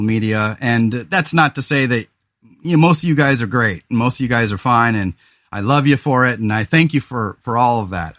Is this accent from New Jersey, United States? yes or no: no; California, United States; also born or lived in Central Coast, California; now in Oregon, United States; I'm from California